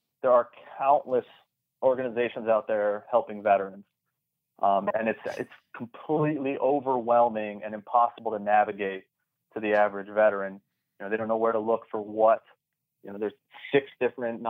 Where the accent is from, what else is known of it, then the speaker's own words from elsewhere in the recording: South Florida, United States; I was already here in South Florida